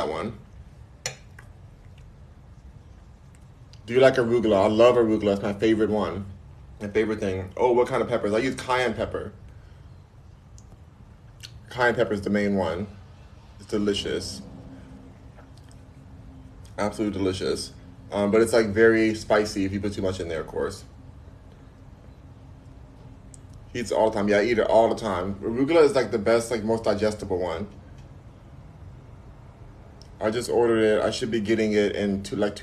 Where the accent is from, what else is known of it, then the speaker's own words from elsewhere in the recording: Los Angeles, California, United States; I'm from Los Angeles, LA gang